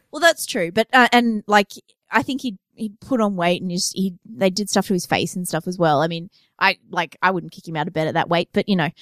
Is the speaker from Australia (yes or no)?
yes; Australia; we're Australian, so I've, I saw snow for the first time when I was twenty-seven.